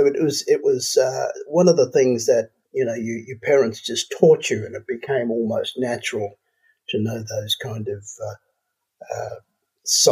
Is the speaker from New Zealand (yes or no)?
no; Pinnacle Pocket, Atherton Tableland, far north Queensland, Australia; I was brought up on a mission way up in far north Queensland